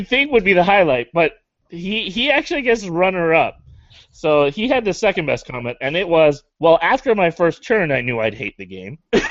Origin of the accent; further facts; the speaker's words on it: Canada; I'm a Canadian